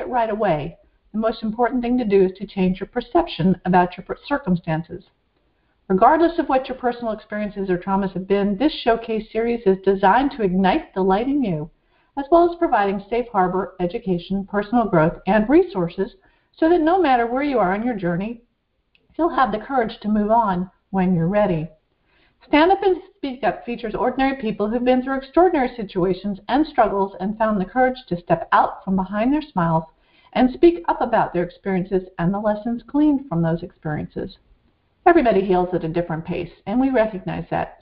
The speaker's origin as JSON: {"language": "English", "town": "Woodstock", "region": "Vermont", "country": "United States", "tie": "born or raised there", "said": "I grew up in Woodstock, Vermont"}